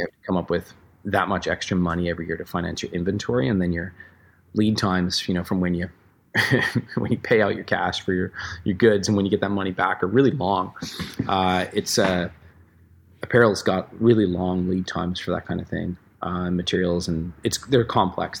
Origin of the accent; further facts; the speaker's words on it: Newfoundland and Labrador, Canada; also born or lived in Vancouver; now in Squamish, Canada; we grew up together in Newfoundland